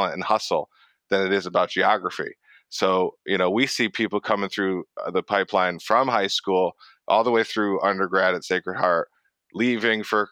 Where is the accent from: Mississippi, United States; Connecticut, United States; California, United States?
Connecticut, United States; Middlebury; moved away as an adult; also born or lived in Brooklyn, New York / Vermont; I grew up in Middlebury, Connecticut, which is, you know, like a suburb of Waterbury